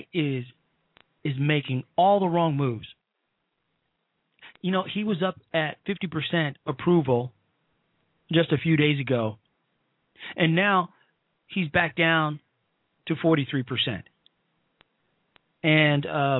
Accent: Chicago, Illinois, United States; I'm from Chicago too

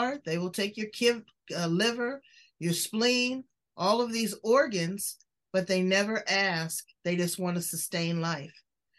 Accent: California, United States; I'm from California.

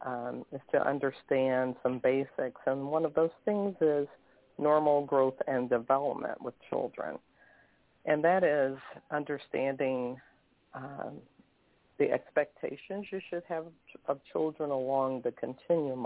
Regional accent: Indianapolis, Indiana, United States; I'm from Indianapolis, Indiana

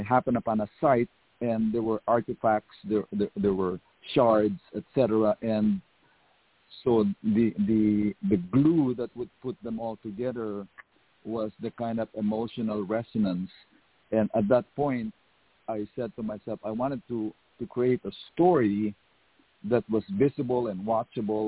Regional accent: Philippines; moved away as an adult; now in United States; I went to a very radical high school. It was called Philippine Science High School

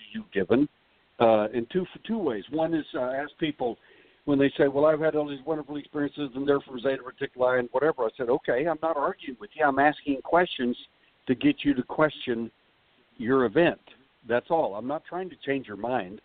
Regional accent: Texas, United States; I'm from Texas

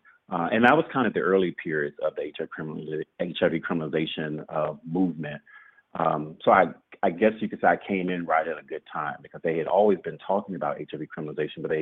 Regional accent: Shreveport, Louisiana, United States; moved away; Louisiana is my home state, but Lake Charles is not where I'm from. I'm from Shreveport, which is 3 hours northwest of the state

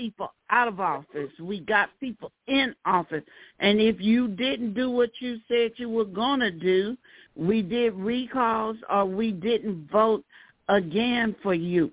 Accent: Birmingham, Alabama, United States; I grew up in Birmingham

